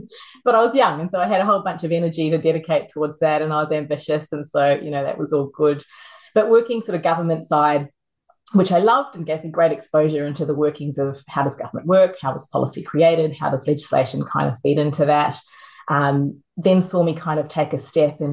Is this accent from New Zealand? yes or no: yes; New Zealand; moved away; I grew up in New Zealand.